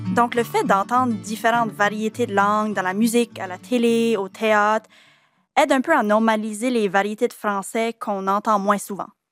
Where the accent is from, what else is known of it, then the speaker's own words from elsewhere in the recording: Acadians of south-east New Brunswick, Canada; On est des Acadiens du sud-est du Nouveau-Brunswick.